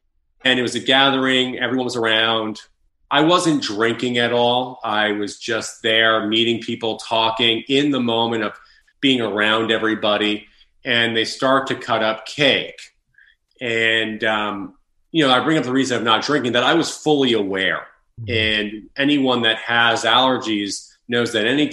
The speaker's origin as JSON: {"language": "English", "area": "Long Island", "region": "New York", "country": "United States", "tie": "born or raised there", "also_born_or_lived": "Connecticut / Los Angeles, California", "moved": "as an adult", "said": "So I was born and raised in Long Island, New York, and I went to school in Connecticut."}